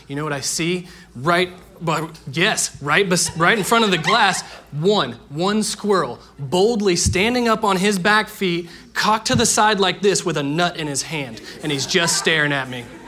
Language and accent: English; Indiana, United States; Growing up in Indiana, everyone in my neighborhood played baseball